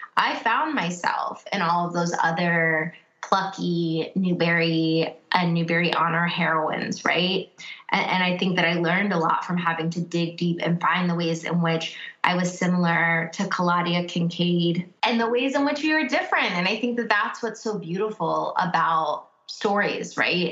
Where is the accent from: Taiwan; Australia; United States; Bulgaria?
United States; first language English; now in Cincinnati, United States